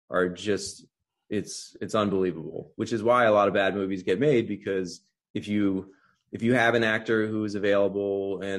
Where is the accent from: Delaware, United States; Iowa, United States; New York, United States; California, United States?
Delaware, United States; Wilmington; moved away as an adult; also born or lived in Baltimore; I grew up in Wilmington, Delaware, um, so not too far from Baltimore. But then I had a lot of family that also lived in Baltimore